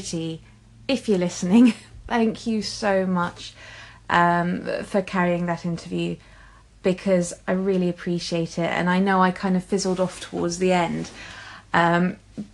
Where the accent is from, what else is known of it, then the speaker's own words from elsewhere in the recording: England, United Kingdom; I'm English